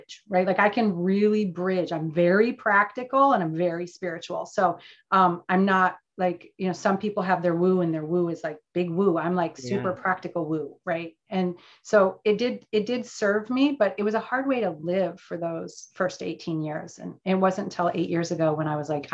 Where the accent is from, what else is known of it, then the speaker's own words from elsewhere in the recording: Michigan, United States; now in California, United States; I'm from the Midwest, as we just discovered, and grew up in Michigan.